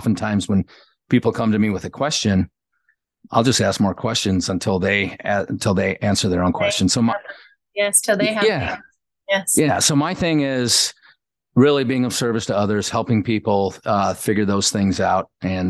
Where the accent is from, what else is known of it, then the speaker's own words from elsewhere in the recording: Kenosha, Wisconsin, United States; A small town called Kenosha, Wisconsin.